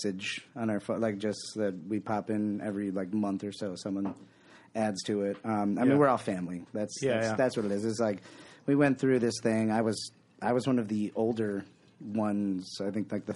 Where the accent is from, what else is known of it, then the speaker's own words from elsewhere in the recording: Buffalo, New York, United States; I am from the Buffalo